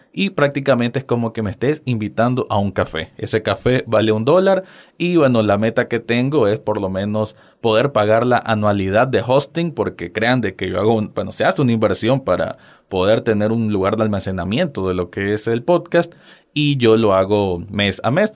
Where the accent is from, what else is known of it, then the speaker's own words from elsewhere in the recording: Nicaragua; me alegra mucho saber de que hay personas fuera de mi, de mi tierra